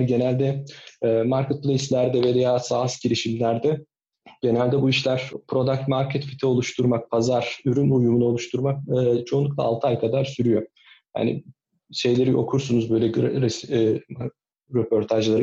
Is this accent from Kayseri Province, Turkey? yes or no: no; İzmir, Turkey; moved away as an adult; also born or lived in Nazilli, Aydın / Istanbul; now in Kuşadası, Turkey; Aydın Nazilli'de doğdum, İzmir'de büyüdüm.